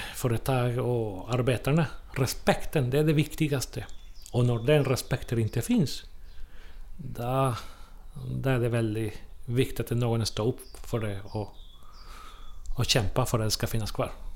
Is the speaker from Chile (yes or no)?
yes; Chile; Swedish is a second language; also born or lived in Måløy, Norway; now in Trollhättan, Sweden; jag kommer från Chile från början